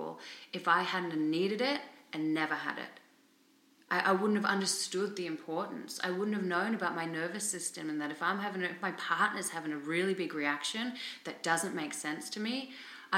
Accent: Australia; also born or lived in England / India / Thailand / Cambodia; now in Vancouver, Canada; I'm Australian, I live in Vancouver

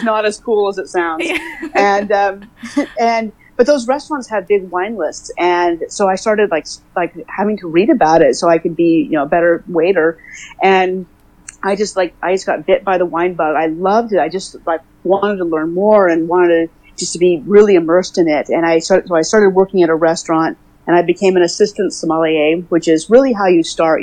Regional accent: Oakland, California, United States; I am from Oakland, California. I've been on the West Coast my whole life

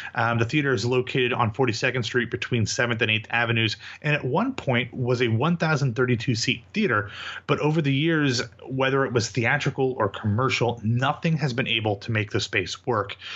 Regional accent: United States; I'm an American

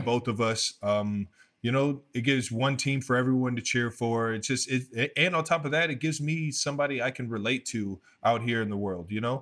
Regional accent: Cleveland Heights, Ohio, United States; also born or lived in North Ridgeville, Ohio; I come from Northeast Ohio, Cleveland, Ohio. Um, Cleveland Heights to be specific.

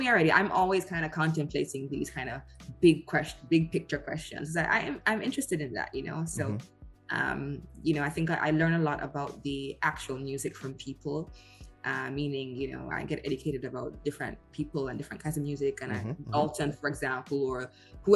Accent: Jamaica; also born or lived in United Kingdom; I'm Jamaican

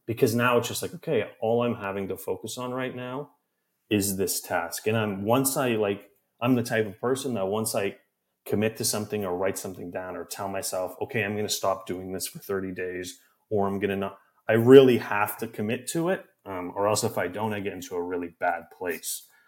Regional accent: Canada; moved away as an adult; now in New York, United States; I'm from Canada, and I, when I was living in my hometown at my parents' house

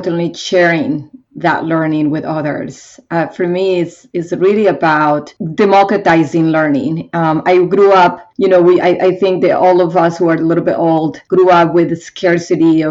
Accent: Bogotá, Bogotá Capital District, Colombia; now in United States; I grew up in Colombia, and specifically in Bogota

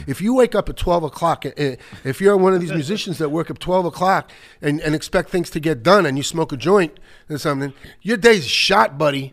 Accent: New York City, New York, United States; also born or lived in Rego Park, Queens; when I was really young, growing up in the Bronx

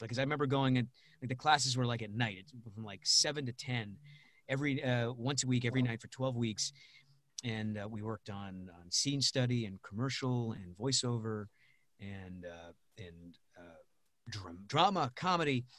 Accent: Rhode Island, United States; moved away; also born or lived in Pittsburgh; I'm from Rhode Island originally. I grew up there, lived in Pittsburgh for a couple of years

